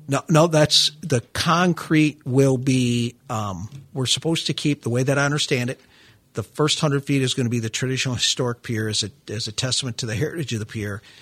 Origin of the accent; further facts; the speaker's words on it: Midwest, United States; now in Florida, United States; I'm a Midwesterner by birth